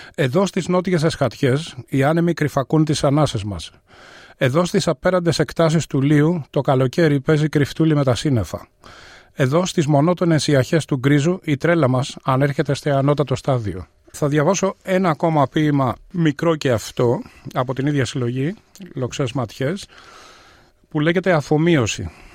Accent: Athens, Attica, Greece; moved away as an adult; now in Melbourne, Australia; Γεννήθηκα στην Αθήνα πριν ε, σχεδόν 64 χρόνια. Ε, στην Αυστραλία ήρθα το 1992

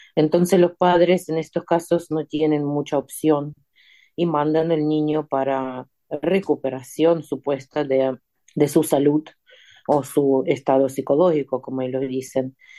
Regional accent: Ukraine; Spanish is a second language; moved away as an adult; also born or lived in Argentina; estoy en mi tierra

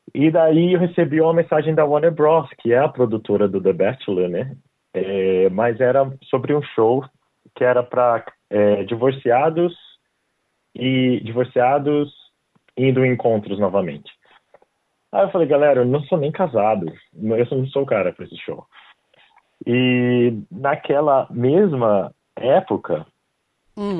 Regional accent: Brazil; moved away as an adult; now in Australia; eu saí do Brasil

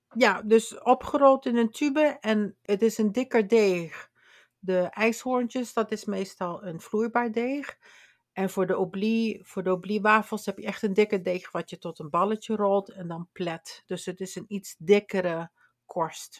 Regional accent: Limburg, Netherlands; Ik kom uit Limburg

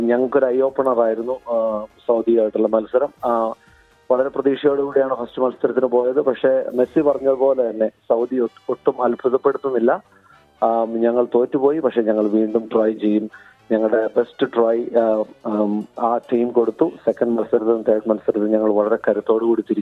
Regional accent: Kerala, India; moved away as an adult; now in Gold Coast, Australia; നമ്മൾ കേരളത്തിൽ ജനിച്ചു വളർന്നു നമ്മളവിടെ ഫുട്ബോൾ കളിച്ചു വളർന്നു

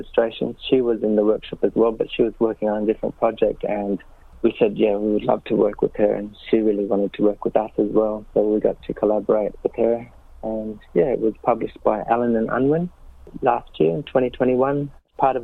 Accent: Kakadu, Northern Territory, Australia; our lived experience growing up in Kakadu

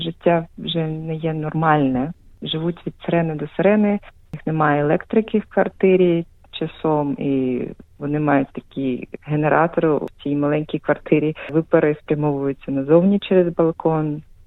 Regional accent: Sevastopol, Ukraine; moved away as an adult; also born or lived in Lviv / Zurich; now in Melbourne, Australia; Я насправді народилася в Севастополі. Але я приїхала до Австралії вже 10 років тому

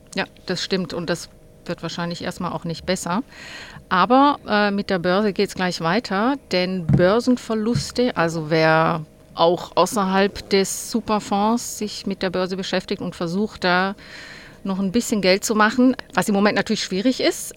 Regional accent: Hegau, Baden-Württemberg, Germany; now in Australia; ursprünglich komme ich aus dem schönen Hegau

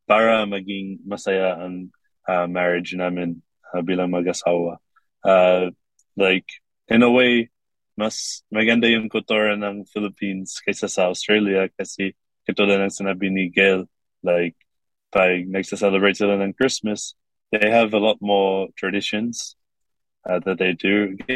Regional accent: Kuwait; now in Korea; lumaki ako sa Kuwait at meron sila mag-Arabic at meron sila mag-English. At ako, meron lang, lang ako mag-English noon.

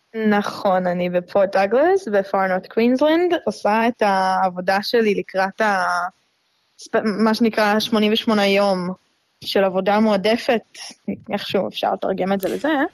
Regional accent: Tel Aviv, Tel Aviv District, Israel; moved away as an adult; also born or lived in Melbourne, Australia; now in Port Douglas, Australia; אני מגיעה מתל אביב, מהמרכז של המרכז, גדלתי שם מאז, מגיל אפס

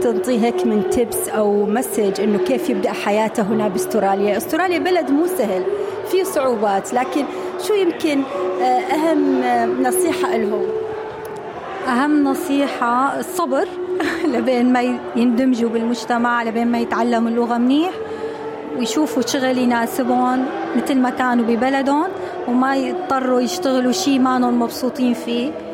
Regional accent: Syria; moved away as an adult; now in Australia; جايين من سوريا صلنا هون سبع سنين

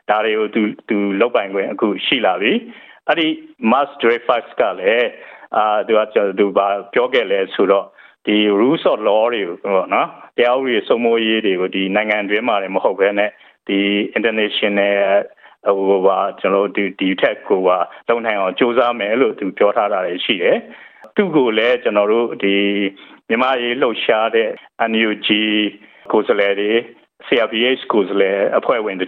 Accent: Myanmar; now in Melbourne, Australia

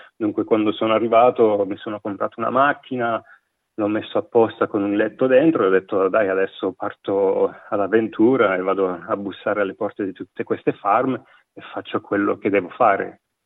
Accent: province of Liège, Wallonia, Belgium; moved away as an adult; now in Australia; sono nato in provincia di Liegi, da un padre veneto e una madre calabrese, cresciuto e vissuto quasi tutta la mia vita in Belgio

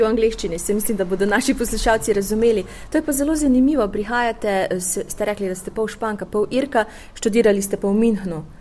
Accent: Slovenia; ker pravijo, da smo Slovenci zelo patriotski, da pogrešamo domovino, da je zelo težko, ko smo na tujem.

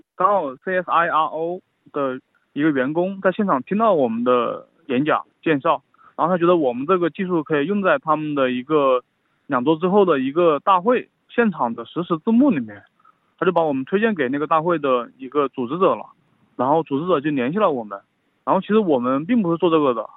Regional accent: China; now in Australia; 我作为一个移民，作为一个中国人，当native speaker，在澳大利亚

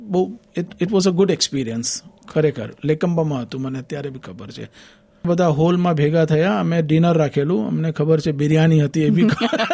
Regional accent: Vadodara, Gujarat, India; moved away as an adult; now in Australia; હું મૂળ વડોદરાનો છું

